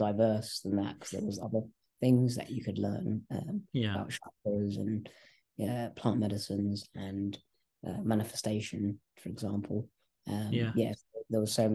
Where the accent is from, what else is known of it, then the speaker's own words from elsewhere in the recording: England, United Kingdom; first language English; also born or lived in Malaysia; I was born in Malaysia. And I came here when I was about 1.5 years old. Okay. And so I grew up in England. I only know how to speak English, really